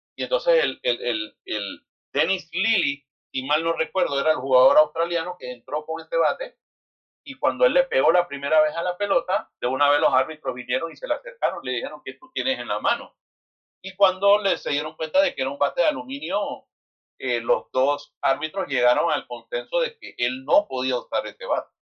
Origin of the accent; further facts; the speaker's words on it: Panama City, Panama; nosotros nacimos y nos criamos en la central